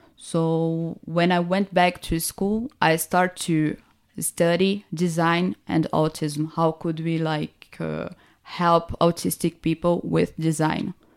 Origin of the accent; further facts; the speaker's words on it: Recife, Pernambuco, Brazil; I'm from Recife